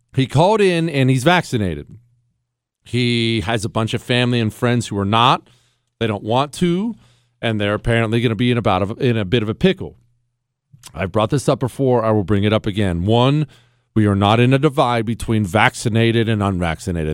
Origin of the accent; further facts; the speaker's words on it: Montana, United States; I grew up in Montana